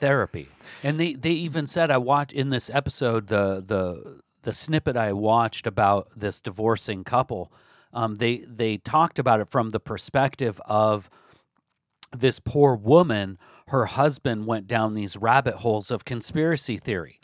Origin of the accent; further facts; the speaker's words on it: Olympia, Washington, United States; my hometown, Olympia, Washington